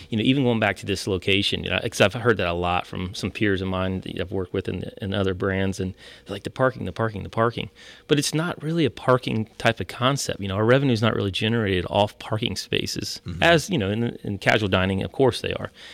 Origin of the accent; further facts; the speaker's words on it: Ohio, United States; moved away; we're originally from Ohio, I am, and my family.